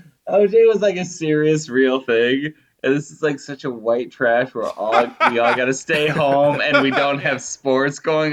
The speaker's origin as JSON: {"language": "English", "region": "Ohio", "country": "United States", "tie": "born or raised there", "said": "I grew up in Ohio, I saw lots of kids with a mullet."}